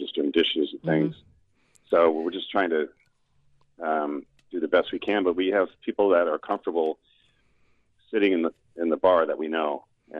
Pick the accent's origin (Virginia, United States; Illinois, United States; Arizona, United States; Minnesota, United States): Virginia, United States; Norfolk; moved away; I'm from Norfolk, Virginia.